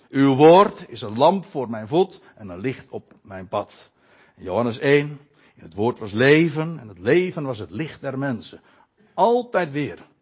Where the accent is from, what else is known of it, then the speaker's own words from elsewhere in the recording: Netherlands; ons als Nederlanders